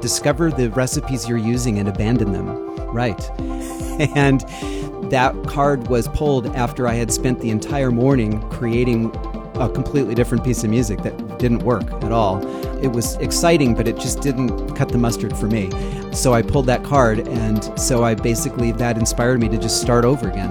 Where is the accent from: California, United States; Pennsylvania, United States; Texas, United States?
California, United States; Sacramento; growing up in Sacramento, there's the Sacramento River and the American River. So I spent much of my youth riding my bike or hiking or whatever around the American River.